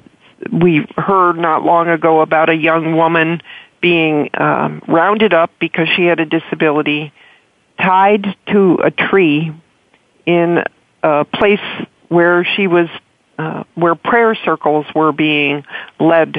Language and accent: English; Illinois, United States; from my home state